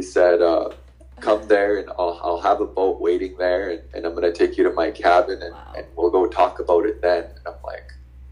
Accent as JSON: {"language": "English", "town": "Saskatoon", "region": "Saskatchewan", "country": "Canada", "tie": "born or raised there", "also_born_or_lived": "North Battleford", "said": "growing up in Saskatoon in the inner city."}